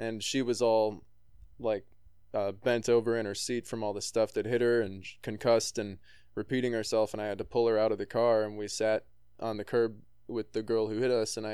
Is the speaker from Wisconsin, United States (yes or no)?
yes; De Pere, Wisconsin, United States; moved away as an adult; also born or lived in Los Angeles / Nashville; I grew up in Pere, and these are my stomping grounds, and I live there now after living